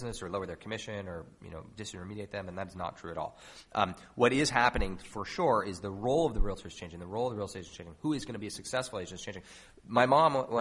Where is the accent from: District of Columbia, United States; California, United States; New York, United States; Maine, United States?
New York, United States; New York City; I grew up in New York, and my mom was a realtor when I was a kid